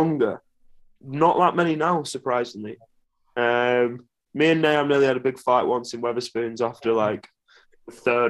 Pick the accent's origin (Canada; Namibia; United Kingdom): United Kingdom; Burnley, North West England; because also everyone else growing up in Burnley didn't have anything to do either